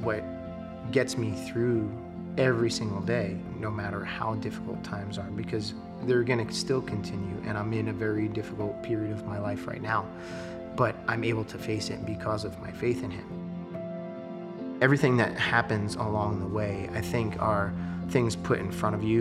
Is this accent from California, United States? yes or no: no; New York, United States; moved away as an adult; now in Arizona, United States; I grew up in New York, was born and raised there as a Christian